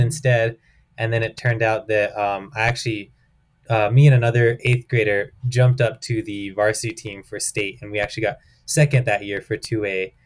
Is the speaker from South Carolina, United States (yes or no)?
no; outside of Albuquerque, New Mexico, United States; my hometown outside of Albuquerque